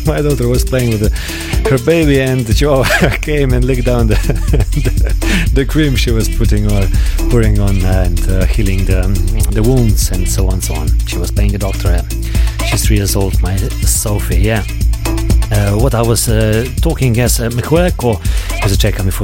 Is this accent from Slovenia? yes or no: yes; Slovenia; We are streaming live from Slovenia, from my hometown